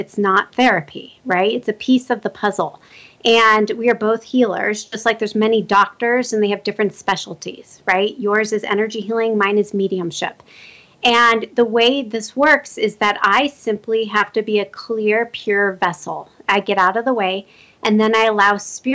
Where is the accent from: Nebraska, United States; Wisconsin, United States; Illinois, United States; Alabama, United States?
Nebraska, United States; Omaha; now in Colorado, United States; That's my hometown